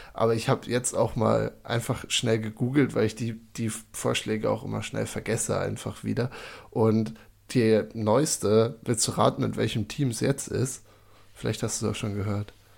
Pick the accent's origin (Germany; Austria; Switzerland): Germany; Seehausen, Saxony-Anhalt; now in Würzburg, Germany; Michael und ich sind gebürtig beide aus Seehausen in der Altmark